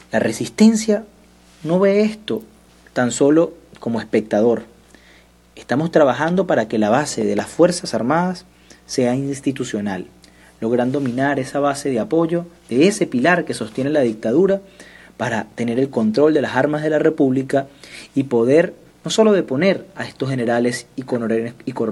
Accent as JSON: {"language": "Spanish", "country": "Venezuela", "said": "Si yo, como un venezolano común"}